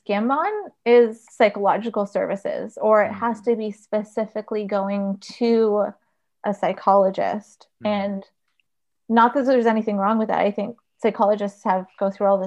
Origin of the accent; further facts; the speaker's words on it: Paris, Ontario, Canada; I grew up in Paris